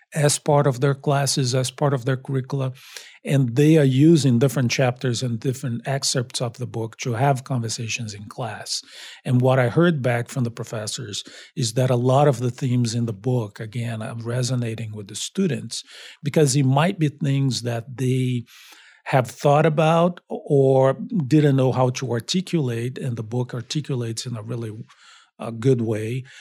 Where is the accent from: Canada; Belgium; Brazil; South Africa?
Brazil; also born or lived in Long Beach, United States / Miami, United States; now in Boston, United States; I'm originally from Brazil.